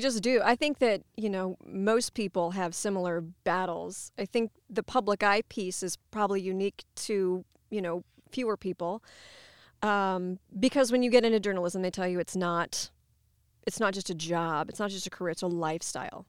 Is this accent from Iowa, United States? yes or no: yes; Ottumwa, Iowa, United States; also born or lived in Cedar Rapids, Iowa / Columbia, Missouri; I'm native to Iowa. I grew up in Ottumwa.